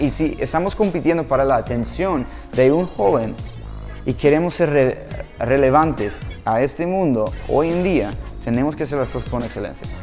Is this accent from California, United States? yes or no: yes; Los Angeles, California, United States; Spanish is a second language; moved away; yo soy de Los Ángeles, California